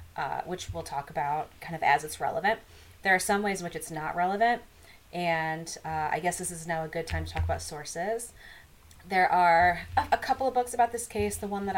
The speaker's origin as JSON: {"language": "English", "region": "Midwest", "country": "United States", "accent": "Midwestern", "said": "I don't pretend to be southern. I'm from the Midwest."}